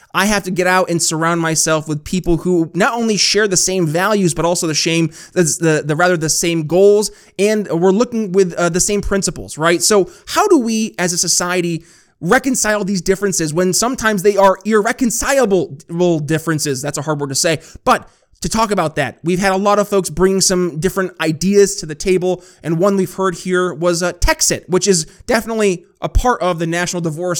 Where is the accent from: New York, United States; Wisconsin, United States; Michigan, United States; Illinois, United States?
New York, United States; moved away; New York because that was my home state